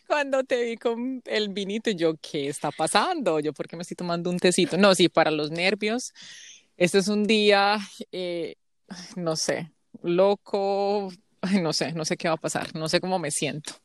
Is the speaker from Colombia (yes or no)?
yes; Colombia; now in United States; tengo doble ciudadanía colombiana y americana